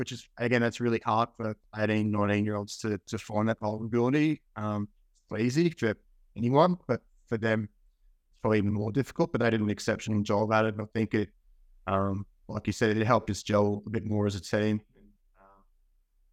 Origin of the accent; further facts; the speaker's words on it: Central Queensland, Australia; moved away as an adult; also born or lived in United States; living in Central Queensland, growing up in Central Queensland